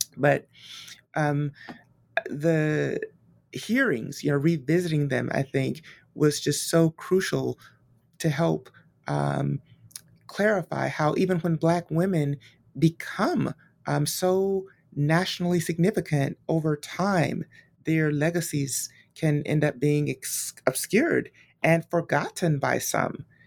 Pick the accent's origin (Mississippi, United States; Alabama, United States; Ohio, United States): Alabama, United States; Montgomery; born and raised in Montgomery, Alabama